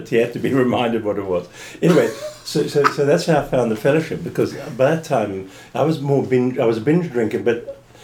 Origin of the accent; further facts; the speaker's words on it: Fish Hoek, Western Cape, South Africa; moved away as an adult; also born or lived in London / Florida; Born in Fishhook in a maternity home that no longer exists.